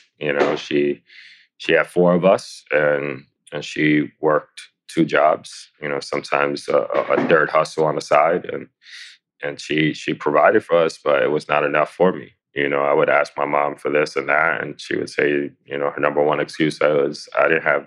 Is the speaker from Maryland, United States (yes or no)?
no; New York City, New York, United States; I born and raised in the Lower East Side of New York City.